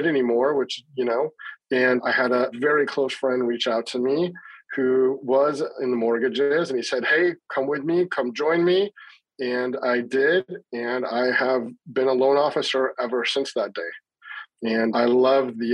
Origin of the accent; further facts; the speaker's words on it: Seattle, Washington, United States; now in Las Vegas, United States; I'm born and raised in Seattle, though I live in Las Vegas right now